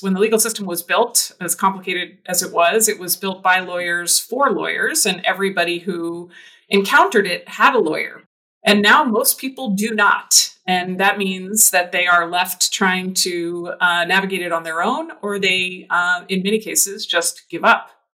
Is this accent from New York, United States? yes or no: no; New Jersey, United States; moved away; also born or lived in Michigan; I grew up in New Jersey.